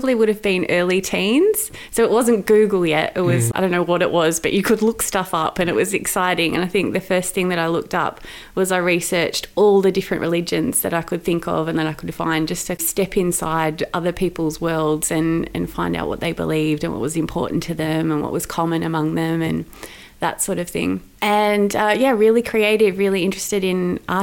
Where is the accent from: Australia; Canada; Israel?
Australia; Sydney, New South Wales; now in Melbourne, Australia; So I grew up in Sydney. I grew up in a beautiful part of Sydney with the Royal National Park.